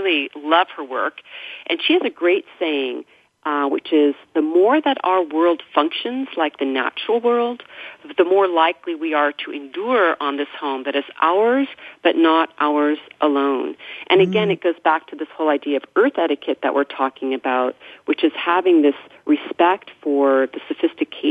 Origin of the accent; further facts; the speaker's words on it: Mendocino County, California, United States; growing up in Mendocino County